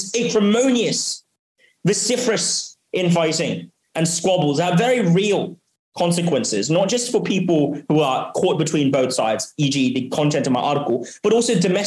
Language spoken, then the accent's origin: English; Hong Kong; also born or lived in Oxford, United Kingdom; I was born and raised here in Hong Kong